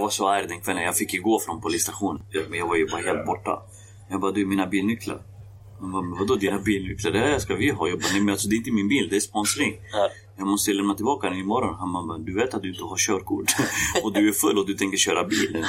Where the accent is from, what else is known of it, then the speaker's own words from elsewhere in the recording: Västerås, Västmanland, Sweden; also born or lived in Kosovo; Jag kom till Västerås 1995. Så 95 har jag bott i Västerås